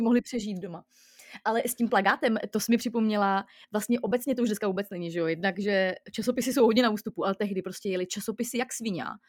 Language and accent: Czech; Most, Ústí nad Labem Region, Czechia; jsem z Mostu a teď jsem v Mostě